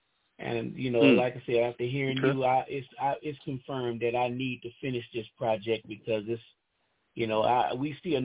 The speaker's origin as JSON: {"language": "English", "town": "Baton Rouge", "region": "Louisiana", "country": "United States", "lives_now": "Shreveport, United States", "said": "I'm from Baton Rouge, but I live in Shreveport."}